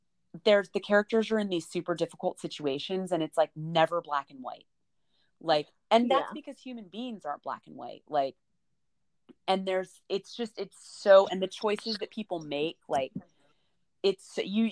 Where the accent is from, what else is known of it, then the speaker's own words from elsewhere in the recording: United States; as an American